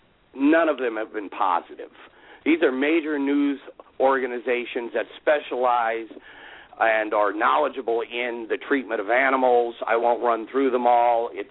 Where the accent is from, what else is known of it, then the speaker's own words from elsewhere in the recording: Alaska, United States; I grew up in Alaska